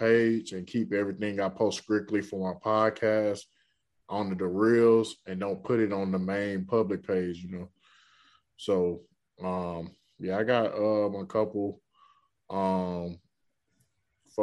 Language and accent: English; Birmingham, Alabama, United States; moved away as an adult; now in Louisville, United States; I'm from Birmingham, Alabama. I've been in Louisville, Kentucky for 2 years.